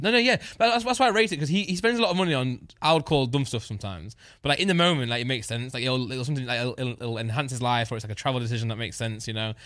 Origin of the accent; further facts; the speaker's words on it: United Kingdom; I'm just British